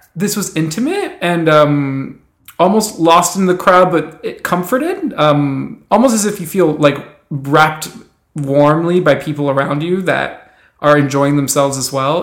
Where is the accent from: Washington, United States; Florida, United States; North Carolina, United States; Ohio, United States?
Florida, United States; Miami; I grew up in Miami, also growing up as a swimmer